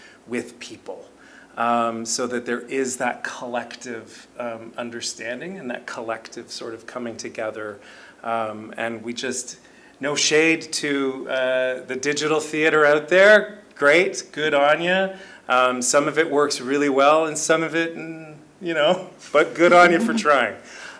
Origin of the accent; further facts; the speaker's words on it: Kitchener, Ontario, Canada; I grew up here. I'm from Kitchener